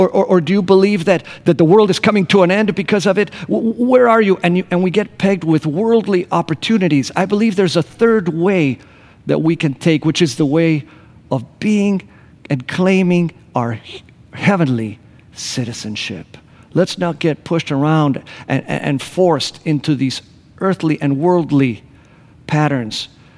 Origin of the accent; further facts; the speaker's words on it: Argentina; also born or lived in Grand Rapids, Michigan, United States / Costa Rica / Buenos Aires, Argentina; I was born in Grand Rapids, Michigan, but when I was one, my parents moved to Costa Rica. We were there for a year while they learned Spanish. And then we moved to the Patagonia in Argentina.